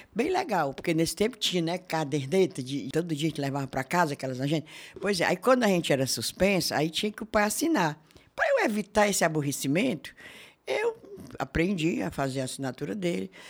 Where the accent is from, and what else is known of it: Fortaleza, Ceará, Brazil; born or raised there; also born or lived in Crato, Ceará / Belo Horizonte, Minas Gerais